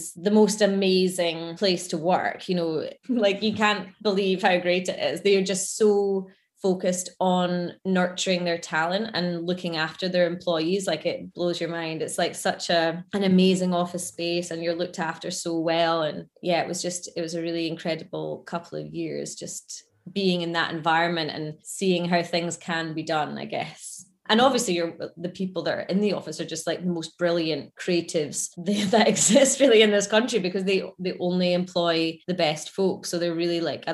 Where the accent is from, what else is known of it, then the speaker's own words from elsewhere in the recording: Scotland, United Kingdom; moved away as an adult; also born or lived in London; being from Scotland